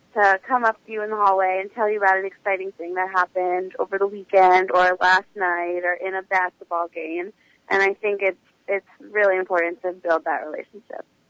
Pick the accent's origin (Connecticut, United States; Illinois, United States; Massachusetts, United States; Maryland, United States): Maryland, United States; moved away as an adult; now in New York City, United States; originally I'm from Maryland, but I've been living in New York City uh, for the past two plus years